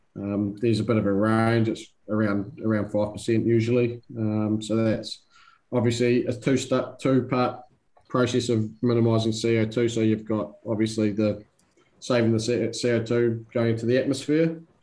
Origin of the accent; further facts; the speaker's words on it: New Zealand; now in Sydney, Australia; I'm a New Zealander